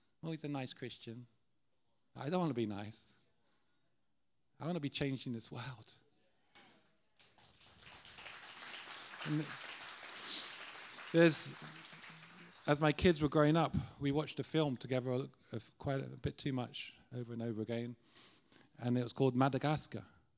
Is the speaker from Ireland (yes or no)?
yes; Ireland; We always love, as Irish, to go to the darkest places that no one wants to go.